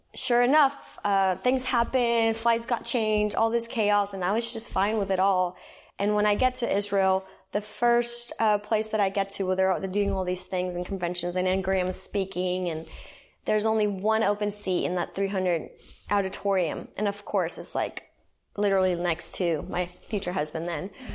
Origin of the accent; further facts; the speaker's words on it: San Salvador, El Salvador; I was born and raised in El Salvador. I'll start there, Central America. So, San Salvador